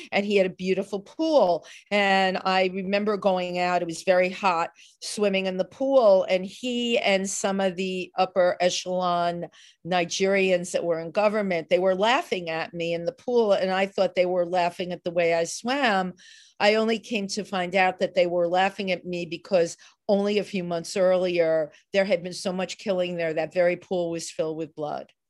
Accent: New York City, New York, United States; I grew up in the Bronx

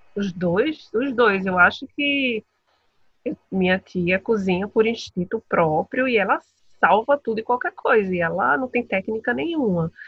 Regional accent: Brazil; moved away; eu estou em outro país, né? Então a nossa comida e a gente é sempre reconhecido pelas pessoas que quando sabem que a gente é do Brasil

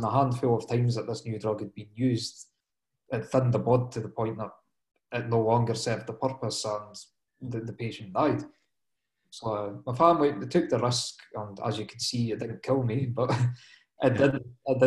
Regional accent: Dundee, Scotland, United Kingdom; I'm from Dundee in Scotland myself

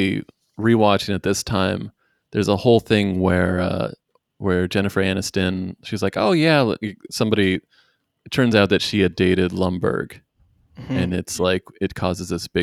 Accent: northwestern Washington state, United States; coming from the woods of the northwestern Washington state

